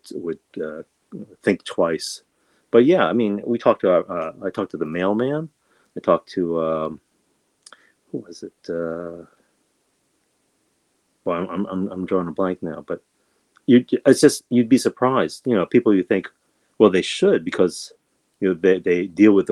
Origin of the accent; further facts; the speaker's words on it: New York, United States; I grew up in New York